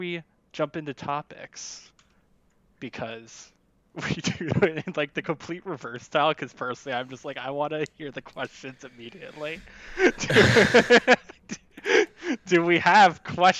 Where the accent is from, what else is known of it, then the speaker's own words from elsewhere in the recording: United States; I'm an American